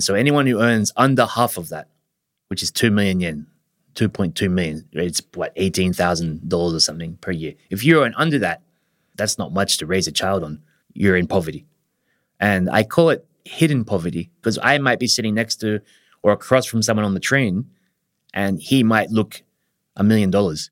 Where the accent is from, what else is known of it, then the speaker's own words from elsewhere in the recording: Australia; moved away as an adult; now in Japan; I'm an Australian. I've been living in Japan for about twenty years.